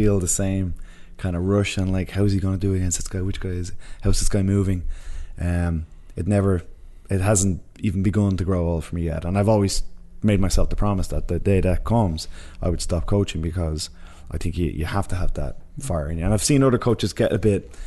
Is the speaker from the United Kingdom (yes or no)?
no; Ireland; me and Connor are both Irish, and we've night and day different personalities